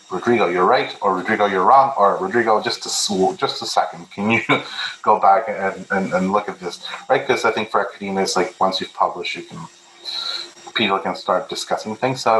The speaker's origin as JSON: {"language": "English", "country": "Peru", "second_language": "English", "said": "I was born in Peru, I'm Peruvian, I'm Catholic, so how do I bring that perspective?"}